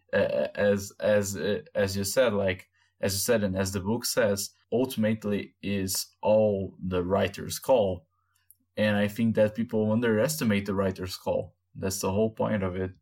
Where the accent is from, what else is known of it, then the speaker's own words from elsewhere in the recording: Brazil; English is a second language; people like us, Brazilians